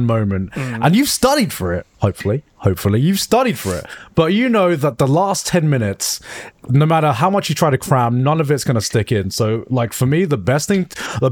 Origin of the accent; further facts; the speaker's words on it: England, United Kingdom; now in Japan; it was my home, you know, my home country. All of my friends and family were there.